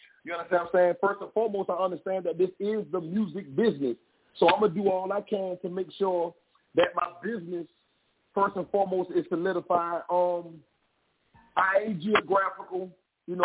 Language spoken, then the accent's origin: English; Savannah, Georgia, United States; I'm from Savannah.